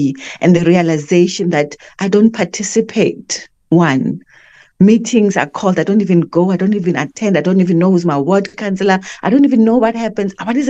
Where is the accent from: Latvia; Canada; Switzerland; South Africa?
South Africa; as a South African